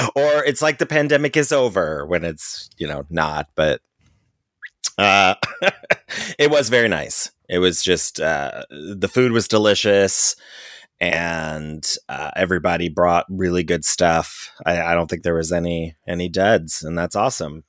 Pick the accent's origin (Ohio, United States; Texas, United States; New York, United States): Ohio, United States; Cincinnati; moved away; I'm from Cincinnati